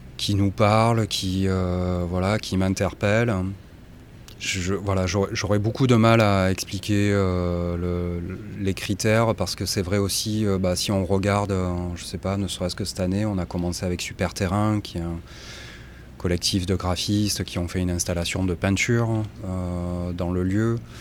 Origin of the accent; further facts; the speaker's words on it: Marseille, Provence-Alpes-Côte d'Azur, France; moi je suis marseillais